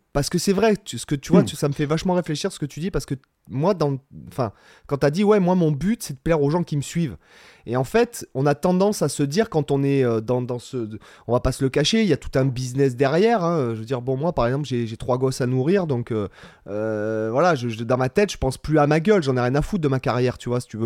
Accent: Toulon, Provence-Alpes-Côte d'Azur, France; now in Spain; je suis de Toulon

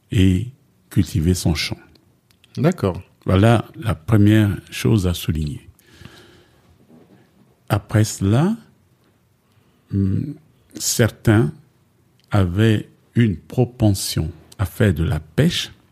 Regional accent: Dangbe, DR Congo; Moi-même, je suis né au Congo.

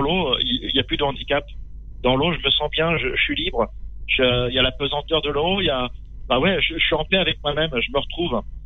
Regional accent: Châtellerault, Nouvelle-Aquitaine, France; Châtellerault, dans la Vienne. Je suis un pur produit euh, du Poitou.

